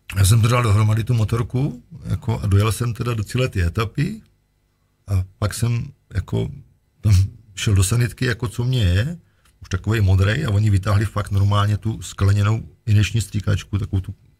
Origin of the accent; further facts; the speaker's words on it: Czechia; jsem Čech